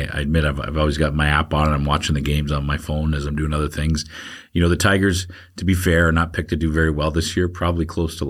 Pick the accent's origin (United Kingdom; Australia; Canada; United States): Canada; Hamilton, Ontario; I grew up in Hamilton